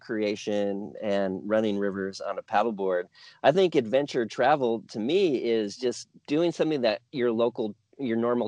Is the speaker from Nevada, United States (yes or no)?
yes; Reno, Nevada, United States; I was raised in the Great Basin in Reno